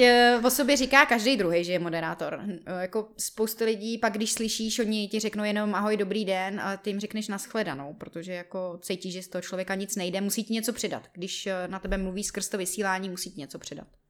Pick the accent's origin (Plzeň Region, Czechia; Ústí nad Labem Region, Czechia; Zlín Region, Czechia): Ústí nad Labem Region, Czechia; Jirkov; moved away as an adult; now in Prague, Czech Republic; já pocházím z Jirkova